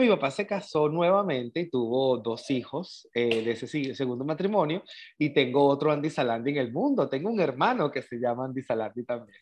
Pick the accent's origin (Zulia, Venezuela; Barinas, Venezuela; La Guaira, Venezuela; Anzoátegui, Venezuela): Anzoátegui, Venezuela; El Tigre; also born or lived in San Fernando, Trinidad and Tobago / Caracas, Venezuela; Yo digo que yo soy del Tigre, Estado Anzuategui, Venezuela.